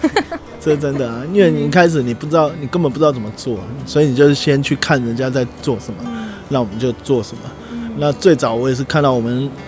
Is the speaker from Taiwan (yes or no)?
yes; Yilan County, Taiwan; also born or lived in Taichung; 后来会觉得就是我也去过台北，也去过台中，那我就觉得就没有家的感觉了，对啊，所以后来还是回来宜兰。 真的，就在最后我在台中的时候，就一直有一个念头，我想回来宜兰。对，所以最后也是毅然而然就决定回来宜兰啊